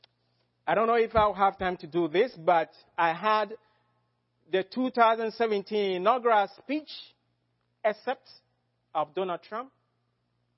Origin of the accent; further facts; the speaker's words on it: Ghana; as a Ghanaian